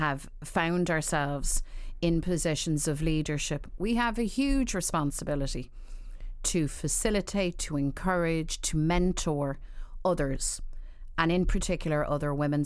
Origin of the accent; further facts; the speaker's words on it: Dublin, Leinster, Ireland; I grew up in Dublin at a time when, you know, I suppose I'm looking back, nineteen seventies, nineteen eighties